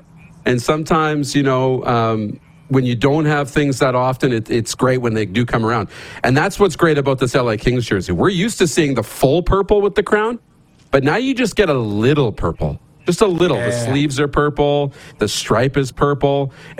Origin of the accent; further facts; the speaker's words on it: Wynyard, Saskatchewan, Canada; the Wynyard Monarchs in my hometown wear the crown as well.